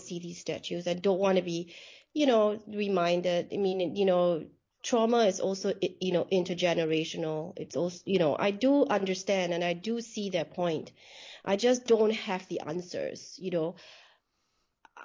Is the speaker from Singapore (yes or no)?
yes; Singapore; moved away; I was born in Singapore and I lived in Singapore for a good part of my life.